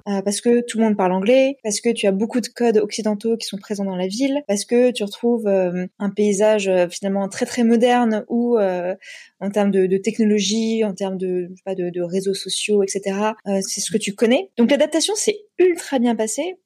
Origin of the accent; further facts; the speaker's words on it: Metz, Grand Est, France; moved away as an adult; also born or lived in Paris / Singapore; now in Hong Kong; Je suis originaire de Lorraine. Je suis née à Metz. Donc, j'ai grandi près de la frontière allemande et luxembourgeoise.